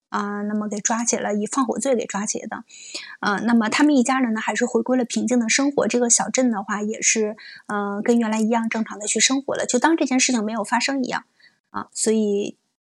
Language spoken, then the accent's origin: Chinese; China; 我是中国人